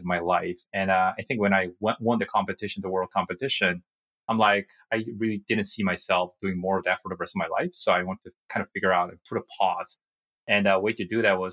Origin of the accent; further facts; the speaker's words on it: South Korea; English is a second language; moved away as an adult; also born or lived in United States; I was born and raised in Korea, and I had a fortune of being living in the States for 3 years when I was a kid